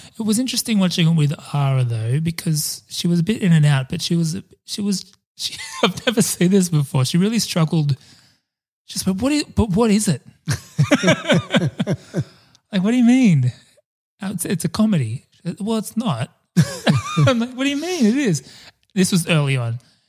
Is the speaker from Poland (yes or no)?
no; Sydney, New South Wales, Australia; I'm like, I'm from Sydney.